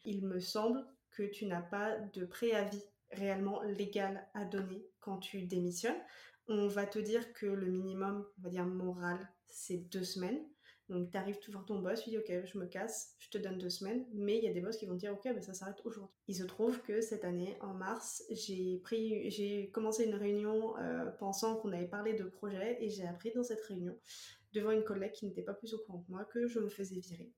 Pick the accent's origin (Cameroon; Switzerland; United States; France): France; moved away as an adult; now in Quebec, Canada; française expatriée au Québec depuis 2020